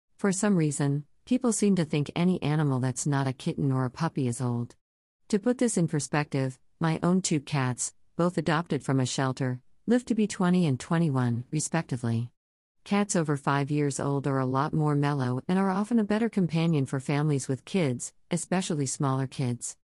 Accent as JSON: {"language": "English", "region": "Florida", "country": "United States", "tie": "born or raised there", "said": "I was living in increasingly conservative, intolerant Florida"}